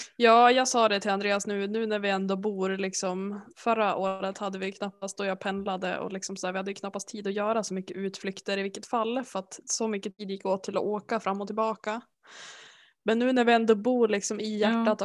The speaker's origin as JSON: {"language": "Swedish", "area": "village near the Hemsön ferry", "region": "Västernorrland County", "country": "Sweden", "tie": "born or raised there", "moved": "yes", "said": "utanför byn där jag kommer ifrån så finns det ju en färg, ett färjeläge. Och då kan man åka över till en ö som heter Hemsön"}